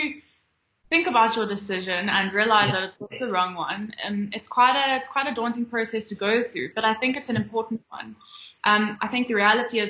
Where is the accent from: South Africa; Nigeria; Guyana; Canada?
South Africa; Johannesburg, Gauteng; Josie, born and bred. Been here, grown up my whole life, went to school here